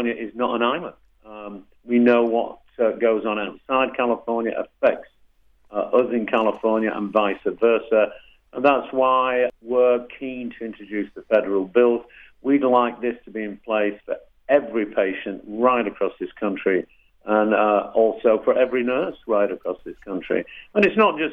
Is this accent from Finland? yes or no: no; United Kingdom; now in United States